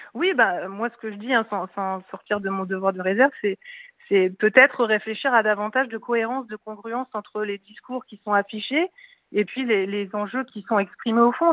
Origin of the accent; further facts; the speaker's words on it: Nord-Pas-de-Calais, Hauts-de-France, France; je suis du Nord-Pas-de-Calais